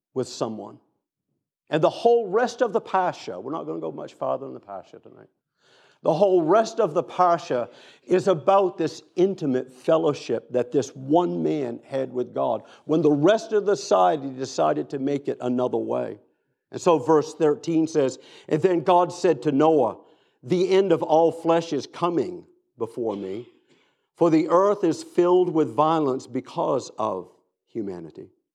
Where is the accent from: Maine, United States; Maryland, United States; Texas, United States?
Maine, United States; Down East; moved away; also born or lived in Boston area / Tennessee / Atlanta; I grew up in Down East Maine